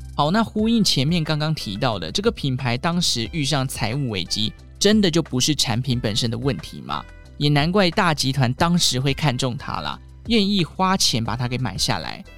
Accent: Taichung, Taiwan; 我是台中人

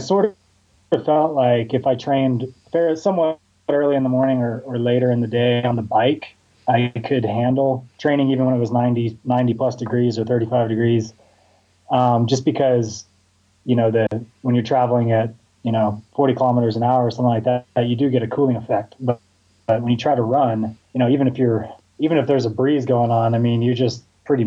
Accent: Houston, Texas, United States; I grew up in Houston, Texas

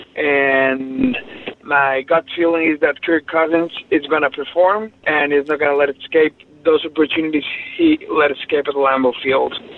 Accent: Mexico City, Mexico; I'm from Mexico City

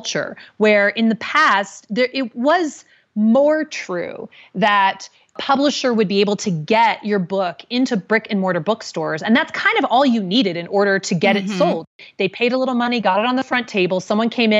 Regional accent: Indianapolis, Indiana, United States; my hometown of Indianapolis

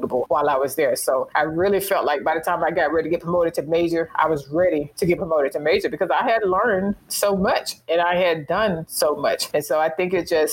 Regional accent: Alabama, United States; moved away as an adult; I'm from the state of Alabama. And we settled in Huntsville, Alabama

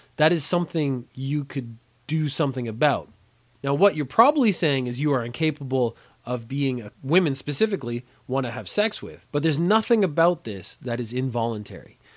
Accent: Canada; moved away as an adult; now in Japan

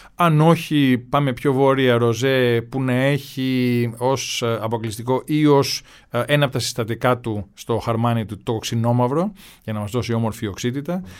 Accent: Kefalonia, Ionian Islands, Greece

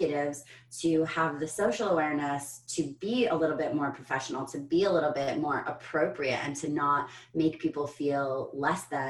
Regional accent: United States; as an American

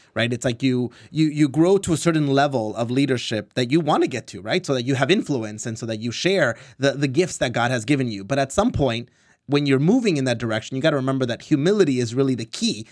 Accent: Orange County, California, United States; I was born and raised in Orange County

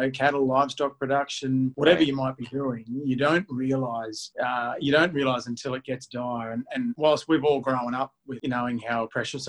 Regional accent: Warwick, Queensland, Australia; Les, Robin and I, who are born and bred in Warwick

